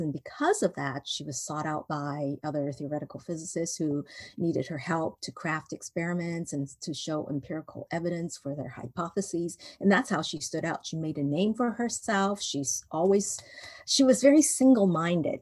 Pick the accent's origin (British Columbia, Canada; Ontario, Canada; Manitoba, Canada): British Columbia, Canada; Vancouver; moved away as an adult; also born or lived in Hong Kong; now in Indiana, United States; I was born in Hong Kong and then I was raised in Vancouver. And then I got married and moved to the United States. Um, and now I live in Indiana